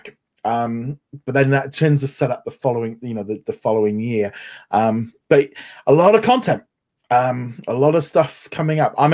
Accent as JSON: {"language": "English", "region": "England", "country": "United Kingdom", "said": "us as British, English"}